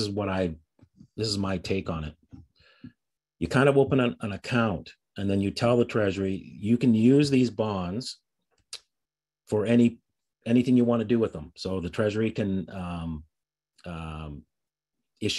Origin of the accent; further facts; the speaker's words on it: Canada; I'm Canadian. I'm actually dual